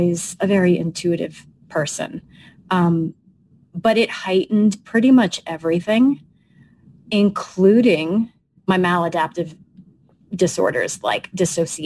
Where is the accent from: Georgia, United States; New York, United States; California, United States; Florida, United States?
New York, United States; Long Island; I'm a New Yorker. I'm a Long Island Sicilian girl